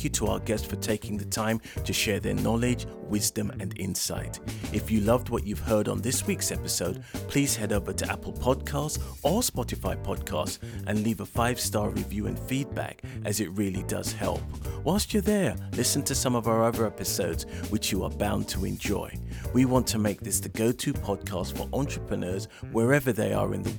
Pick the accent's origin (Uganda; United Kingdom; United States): United Kingdom; we, as the British